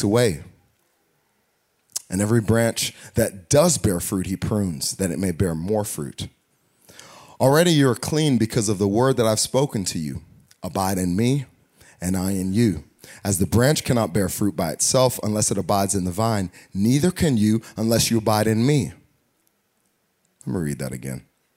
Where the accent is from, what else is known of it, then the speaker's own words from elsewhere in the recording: United States; we're American